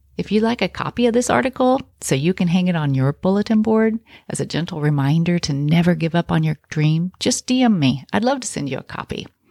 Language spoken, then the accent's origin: English; Kansas, United States; I grew up in Kansas in a really small town